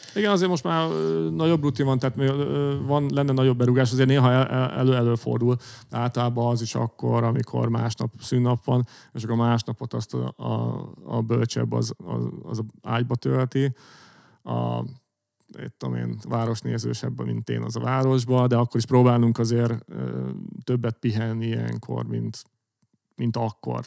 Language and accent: Hungarian; Hungary